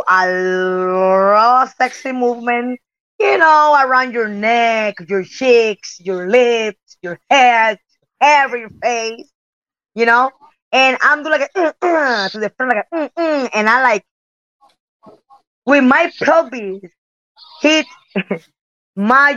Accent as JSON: {"language": "English", "country": "Puerto Rico", "also_born_or_lived": "Japan / United States", "second_language": "English", "moved": "as an adult", "said": "I'm came from Puerto Rico"}